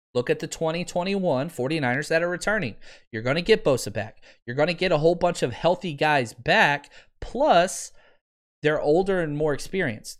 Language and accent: English; Texas, United States; I'm from Texas